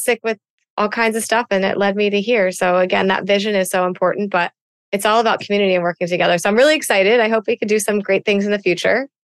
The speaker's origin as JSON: {"language": "English", "region": "East Coast", "country": "United States", "said": "I'm a girl from the East Coast that likes to talk"}